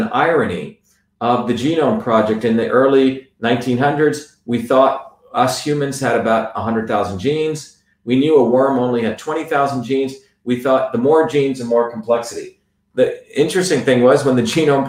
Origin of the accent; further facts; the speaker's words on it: India; now in United States; I grew up in India